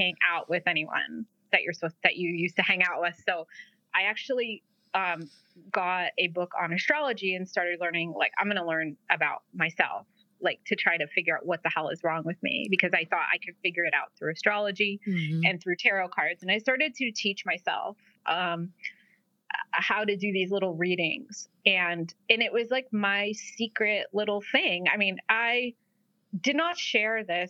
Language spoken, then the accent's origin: English; New England, United States; also born or lived in Providence, Rhode Island; growing up in New England